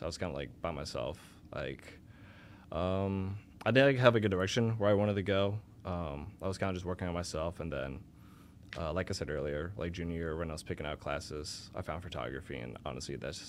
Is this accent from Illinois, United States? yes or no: yes; Elgin, Illinois, United States; also born or lived in Chicago; grew up my whole life in Elgin. Never moved.